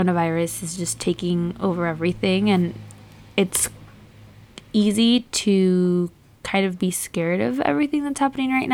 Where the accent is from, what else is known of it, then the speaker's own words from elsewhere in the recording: Southern California, United States; I'm from Southern California